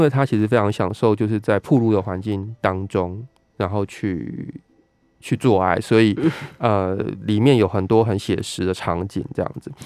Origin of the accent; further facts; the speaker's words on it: southern Taiwan, Taiwan; now in Taipei, Taiwan; 因为我们都是南部长大的小孩子嘛